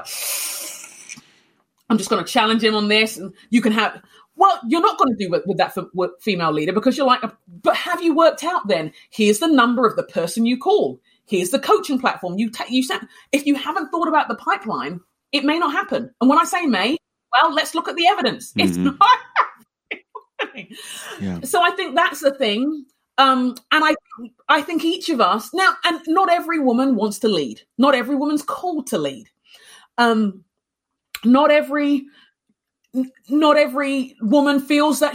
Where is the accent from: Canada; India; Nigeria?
Nigeria; now in Minnesota, United States; I'm Nigerian, the tribe, because Nigerian culture has tribes, the tribe I'm from is quite an extroverted